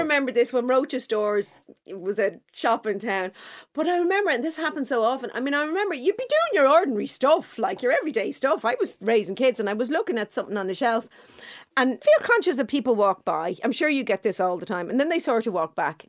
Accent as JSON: {"language": "English", "town": "Dublin", "region": "Leinster", "country": "Ireland", "said": "I'm from Clontarf."}